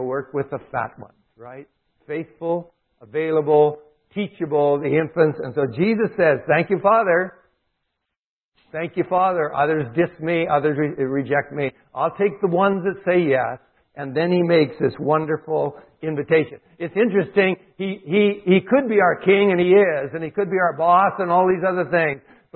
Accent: Calgary, Alberta, Canada; I'm from Calgary area

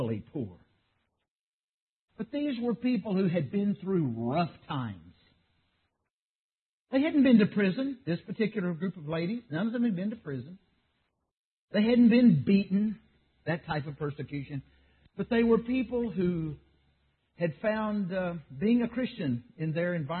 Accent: Texas, United States; I grew up in Texas

